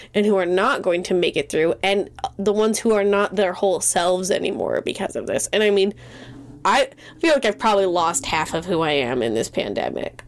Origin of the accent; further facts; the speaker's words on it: Great Falls, Montana, United States; where I'm from in Montana. So I grew up in Great Falls.